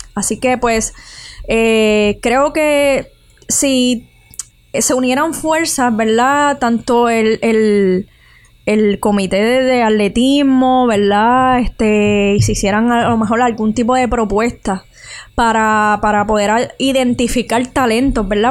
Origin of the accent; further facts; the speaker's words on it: Utuado, Puerto Rico; moved away; me crié en Utubado